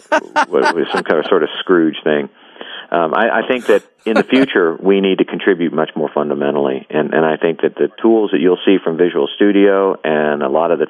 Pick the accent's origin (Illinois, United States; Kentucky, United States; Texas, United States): Kentucky, United States; I'm from Kentucky